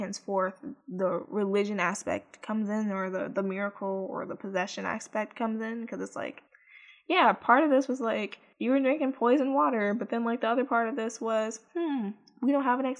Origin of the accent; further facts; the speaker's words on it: Chicago, Illinois, United States; Chicago, which is my hometown